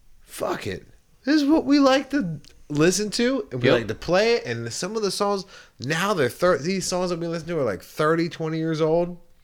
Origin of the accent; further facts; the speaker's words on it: Charleston, South Carolina, United States; when I was growing up in Charleston